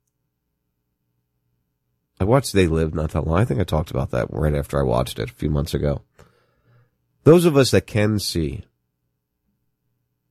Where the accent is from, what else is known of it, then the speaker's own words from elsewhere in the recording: New Jersey, United States; I'm from Jersey